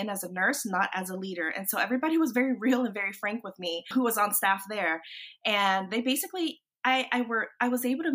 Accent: Washington, District of Columbia, United States; moved away as an adult; also born or lived in North Carolina; So we were up there in the DC area, and that's my hometown.

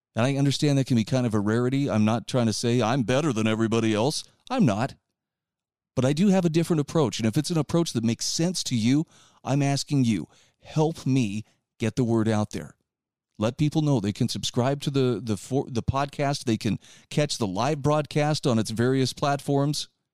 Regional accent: Utah, United States; my home state of Utah

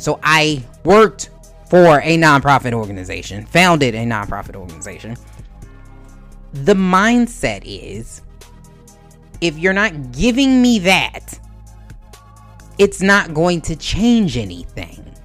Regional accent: Baltimore, Maryland, United States; I'm from Baltimore

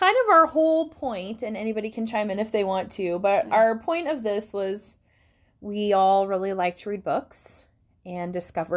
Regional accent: Montana, United States; moved away as an adult; now in Oregon, United States; I'm originally from Montana, which I like to point out because everyone from Montana is very proud of it. But I lived there

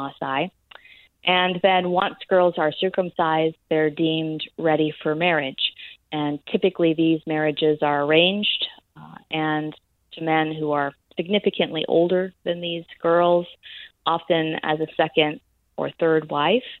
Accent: United States; I am an American and I was born in a different place on the planet

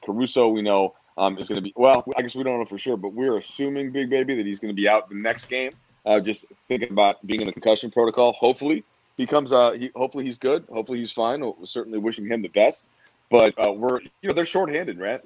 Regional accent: Minnesota, United States; I grew up in Minnesota

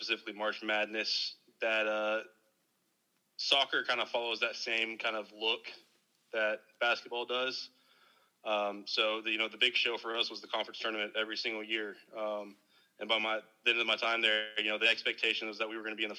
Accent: Dallas, Texas, United States; born and raised in the Dallas Metroplex

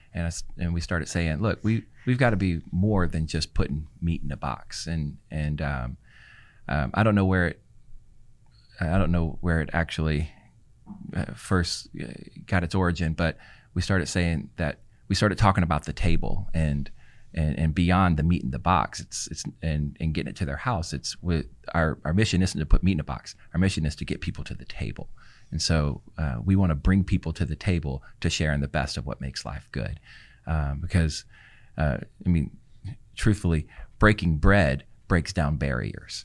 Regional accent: Louisiana, United States; now in Houston, United States; I'm from Louisiana

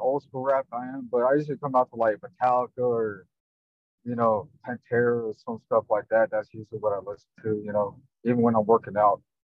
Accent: Memphis, Tennessee, United States; I'm born and raised here in good old Memphis, Tennessee

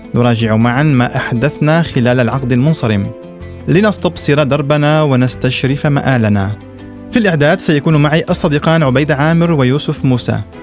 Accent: Syria; بلدنا سوريا

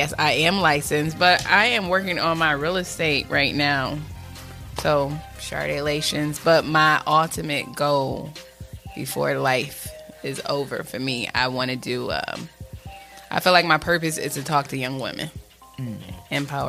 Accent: upstate New York, United States; now in Charlotte, United States; I'm from upstate New York.

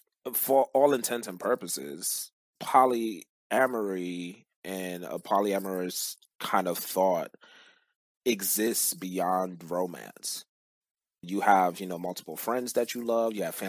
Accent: Cameroon; moved away; I'm originally from Cameroon, Central Africa

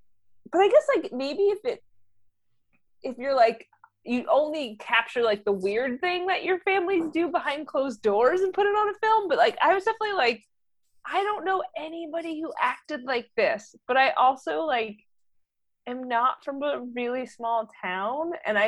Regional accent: East Coast, United States; I am from the East Coast.

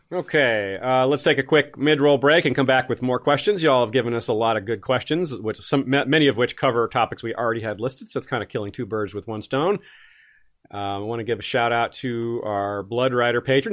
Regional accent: Tallahassee, Florida, United States; Tallahassee shout out. Always love those. My hometown.

